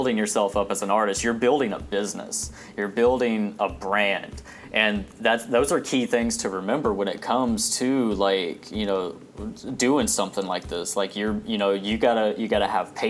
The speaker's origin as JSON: {"language": "English", "town": "Terre Haute", "region": "Indiana", "country": "United States", "tie": "born or raised there", "also_born_or_lived": "Georgia", "moved": "yes", "said": "Terre Haute, Indiana, my hometown"}